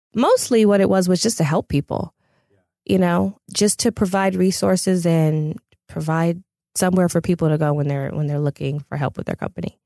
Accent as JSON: {"language": "English", "town": "Pasadena", "region": "California", "country": "United States", "tie": "born or raised there", "said": "I'm originally from Pasadena."}